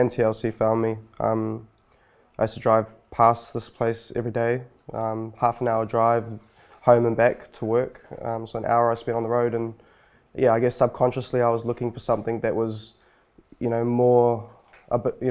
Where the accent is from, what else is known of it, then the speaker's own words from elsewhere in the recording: Wainuiomata, Wellington, New Zealand; also born or lived in Lower Hutt / Auckland; I grew up in Wanuamata